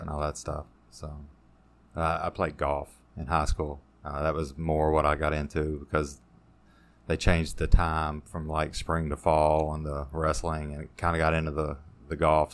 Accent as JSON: {"language": "English", "town": "Hodgenville", "region": "Kentucky", "country": "United States", "tie": "born or raised there", "also_born_or_lived": "Elizabethtown, Kentucky", "said": "most of my time was around Hodgenville"}